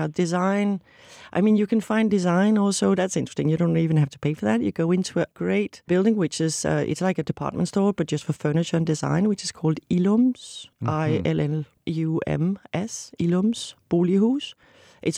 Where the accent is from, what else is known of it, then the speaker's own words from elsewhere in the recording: Copenhagen, Capital Region of Denmark, Denmark; I'm from Copenhagen